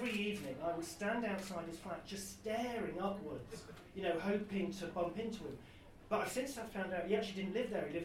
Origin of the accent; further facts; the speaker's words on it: Weston-super-Mare, South West England, United Kingdom; moved away; I was brought up in Weston-super-Mare, and growing up as a gay teenager then was quite difficult